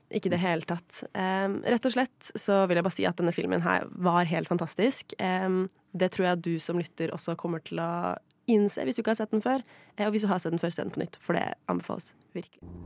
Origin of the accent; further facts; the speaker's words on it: Sweden; moved away; Jeg er jo svensk